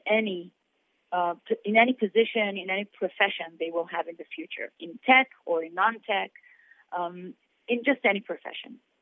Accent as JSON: {"language": "English", "country": "Israel", "tie": "born or raised there", "said": "I'm born and raised in Israel"}